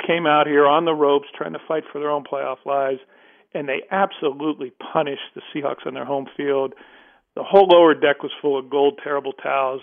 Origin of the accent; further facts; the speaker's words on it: outside Pittsburgh, Pennsylvania, United States; also born or lived in Sacramento; now in Seattle, United States; I grew up outside Pittsburgh in the 70s